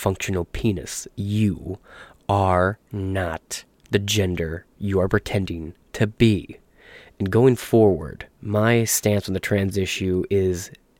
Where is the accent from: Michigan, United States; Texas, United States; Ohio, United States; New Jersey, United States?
Michigan, United States; I'm from Michigan